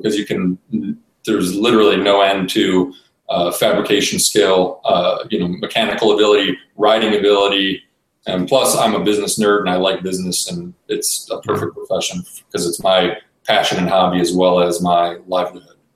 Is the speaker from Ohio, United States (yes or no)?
yes; Cleveland, Ohio, United States; born and raised in Cleveland, Ohio.